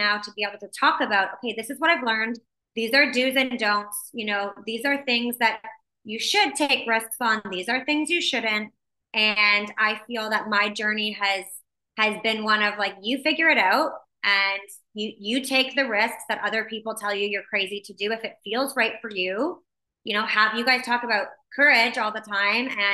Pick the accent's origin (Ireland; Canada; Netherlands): Canada; Windsor, Ontario; also born or lived in Mexico; now in Toronto, Canada; So I grew up in Windsor, Ontario.